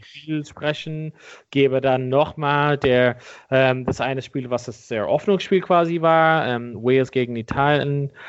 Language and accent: German; Ireland; moved away; mein Heimatland Irland